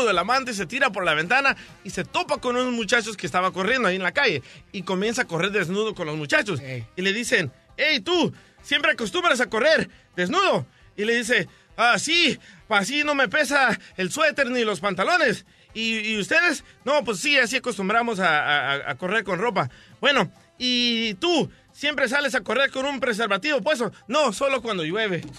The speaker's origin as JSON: {"language": "Spanish", "country": "El Salvador", "moved": "yes", "lives_now": "United States", "said": "Sí, sabes que cuando venimos a Estados Unidos del Salvador, el manager de los apartamentos donde vivíamos"}